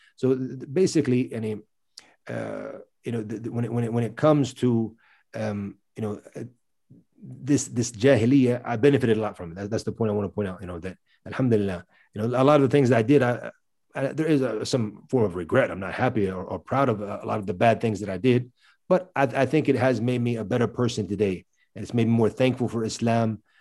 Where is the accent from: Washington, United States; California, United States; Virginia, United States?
Virginia, United States; moved away as an adult; also born or lived in Middle East; I was born and raised in America, in the state of Virginia